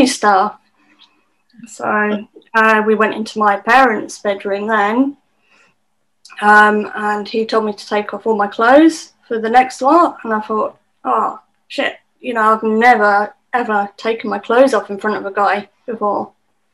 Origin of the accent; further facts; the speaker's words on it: United Kingdom; being British